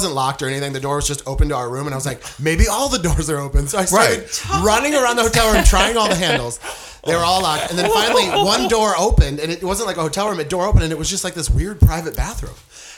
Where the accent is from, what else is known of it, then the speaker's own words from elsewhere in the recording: Los Angeles, California, United States; We're touring comedians from Los Angeles.